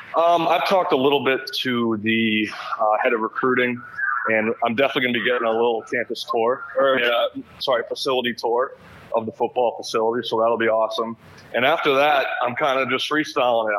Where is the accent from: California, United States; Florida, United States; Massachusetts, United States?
Massachusetts, United States; I grew up in Massachusetts